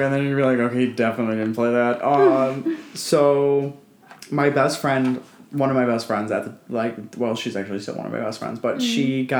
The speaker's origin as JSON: {"language": "English", "town": "Cleveland", "region": "Ohio", "country": "United States", "said": "I'm from Cleveland."}